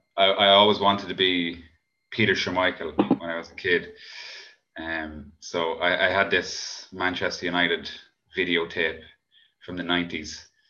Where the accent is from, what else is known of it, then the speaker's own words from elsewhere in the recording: Cavan, Ulster, Ireland; also born or lived in Dublin; both of us actually moved back home um, to Cavan